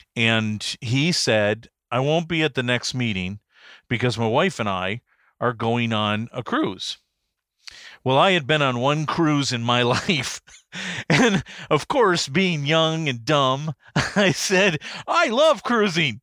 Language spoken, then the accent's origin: English; Detroit, Michigan, United States; also born or lived in Pontiac, Michigan / Birmingham, Michigan / Beverly Hills, Michigan; I was born and raised in Michigan, Detroit area. I was actually born in Pontiac